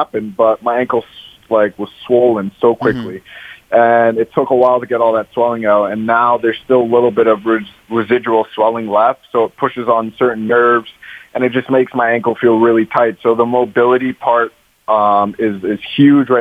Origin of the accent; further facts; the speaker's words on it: Canada; moved away as an adult; now in Los Angeles, United States; when I grew up in Canada.